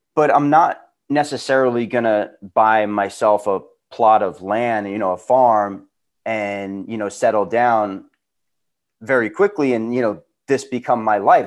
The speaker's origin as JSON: {"language": "English", "area": "Long Island", "region": "New York", "country": "United States", "moved": "as an adult", "lives_now": "California, United States", "said": "We're both boys from Long Island, New York, who made our way out to California"}